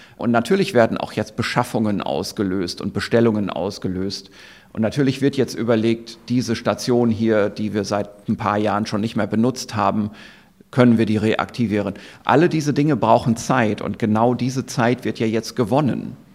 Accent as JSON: {"language": "German", "country": "Germany", "said": "bei uns in Deutschland"}